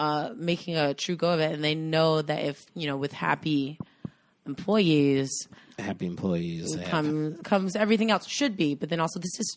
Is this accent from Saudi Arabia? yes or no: no; North Carolina, United States; we're from North Carolina